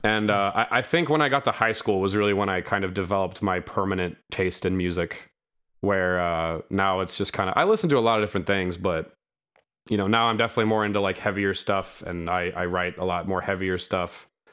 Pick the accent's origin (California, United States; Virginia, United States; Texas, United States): California, United States; Sacramento; I'm from Sacramento, California.